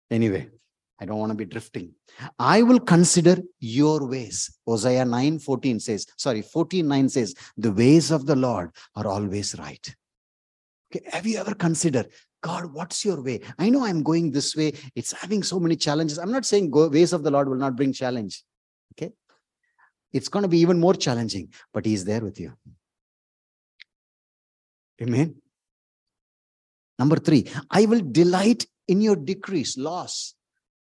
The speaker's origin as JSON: {"language": "English", "country": "India", "moved": "yes", "said": "from India"}